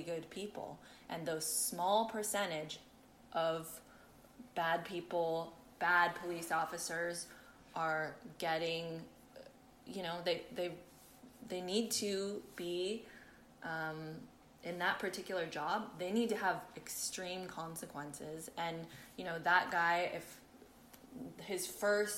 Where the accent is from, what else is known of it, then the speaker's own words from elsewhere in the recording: San Francisco, California, United States; moved away as an adult; also born or lived in Oakland / Berkeley; now in United Kingdom; I grew up in San Francisco and then in Oakland and Berkeley